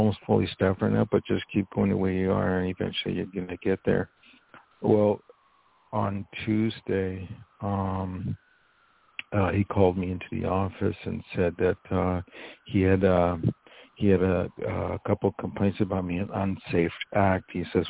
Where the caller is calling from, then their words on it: Poughkeepsie, New York, United States; I'm calling from New York.